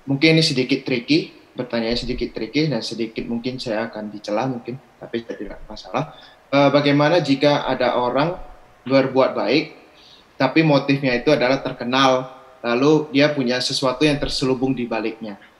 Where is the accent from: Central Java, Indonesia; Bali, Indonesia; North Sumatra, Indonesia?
North Sumatra, Indonesia; Medan; saya berasal dari Medan.